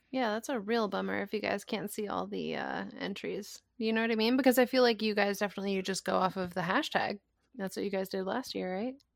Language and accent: English; Rhode Island, United States; my home state, Rhode Island